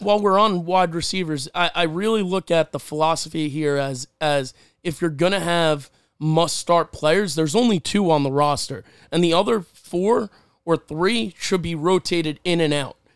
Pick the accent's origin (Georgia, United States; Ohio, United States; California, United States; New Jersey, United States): New Jersey, United States; I'm from Jersey